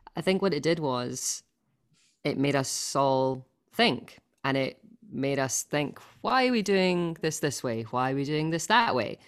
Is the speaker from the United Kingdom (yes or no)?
yes; Scotland, United Kingdom; accent: Scottish; you wanted it in my Scottish accent, not my Finnish accent.